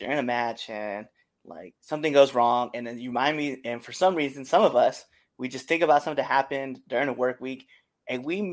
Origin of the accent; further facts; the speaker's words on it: Nebraska, United States; moved away; also born or lived in Auburn, Massachusetts; I'm originally from Nebraska